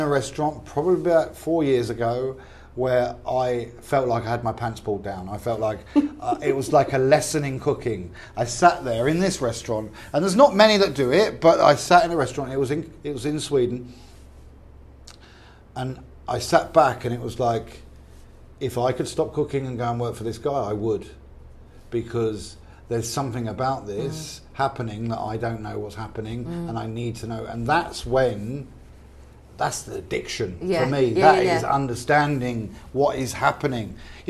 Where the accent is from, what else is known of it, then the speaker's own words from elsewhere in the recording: England, United Kingdom; We're English.